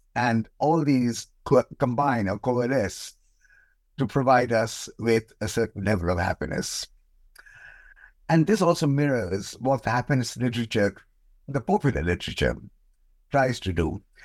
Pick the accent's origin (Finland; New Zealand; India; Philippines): India; moved away as an adult; now in United Kingdom; I was born in India, and, um, I came to Britain many years ago as a P H D student, um, and I just stayed on.